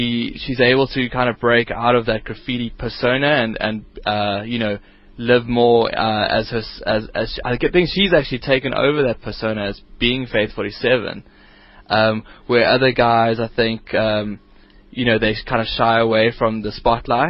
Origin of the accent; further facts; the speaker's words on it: Johannesburg, Gauteng, South Africa; my hometown of Johannesburg